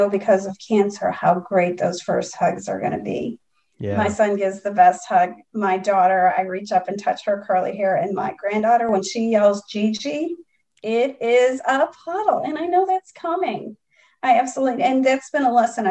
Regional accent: Chicago, Illinois, United States; moved away; I'm originally from Chicago

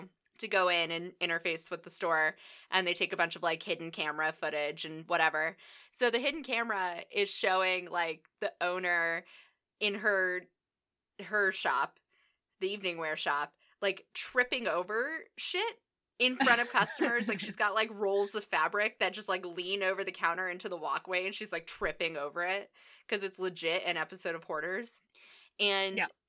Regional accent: United States; I'm an American

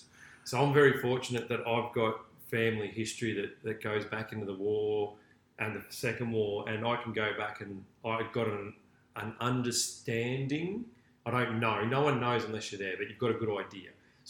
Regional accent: Victoria, Australia; growing up in Australia

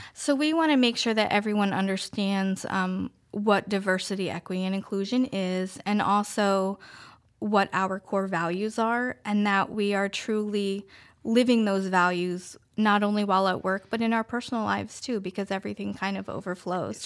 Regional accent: Queen Anne's County, Maryland, United States; moved away as an adult; now in Denton, United States; I grew up in Queen Anne's County, and I moved to Denton a little over five years ago

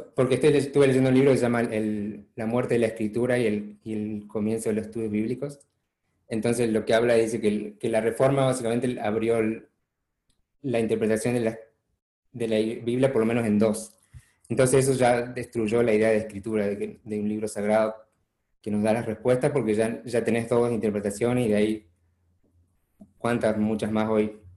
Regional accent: Chaco, Argentina; moved away as an adult; also born or lived in Buenos Aires / Córdoba; now in United States; nací en Buenos Aires originalmente, em, después viví en Chaco 10 años con mi familia, que em, mis padres fueron misioneros

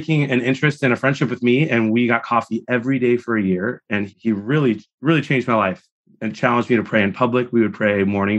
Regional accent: Chicago area, Illinois, United States; also born or lived in Detroit, Michigan / Wisconsin; We moved to the Chicago area from Detroit when I was 6. Then I spent some time in Wisconsin, so near Green Bay and all those Packer fans. And then back to Illinois.

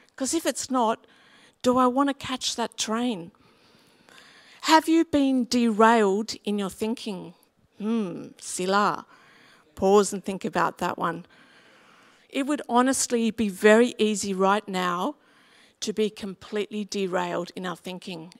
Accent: Sydney, New South Wales, Australia; where I grew up in West Pimville, Yanker Road was a very, very steep road

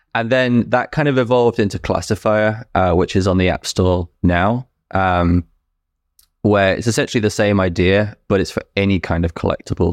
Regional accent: United Kingdom; moved away as an adult; now in New Brunswick, Canada; I was born and raised in the U K, lived there until, uh, August twenty twenty.

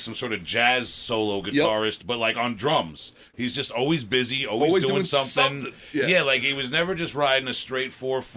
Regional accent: Long Island, New York, United States; I'm from Long Island

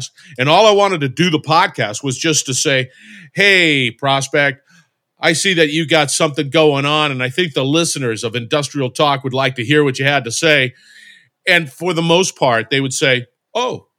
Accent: Barstow, California, United States; I grew up in Barstow, California, which is in the middle of the desert in Southern California, between Los Angeles and Las Vegas

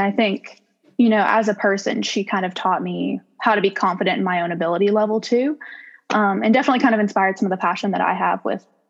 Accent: Southaven, Mississippi, United States; I am from South Haven, Mississippi, so not too far away. I graduated from South Haven High School in 2018

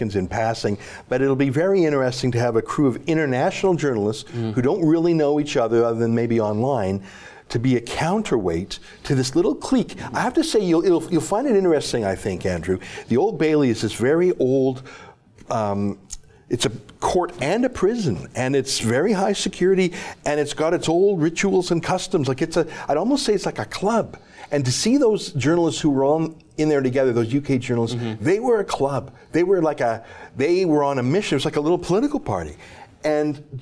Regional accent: Canada; I, as a Canadian

